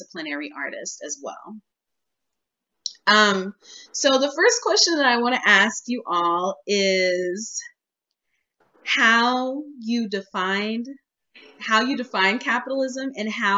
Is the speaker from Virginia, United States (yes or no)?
no; Dallas, Texas, United States; moved away as an adult; also born or lived in Oklahoma; now in Southern California, United States; I was born in a small town in Oklahoma, but I grew up in Dallas, Texas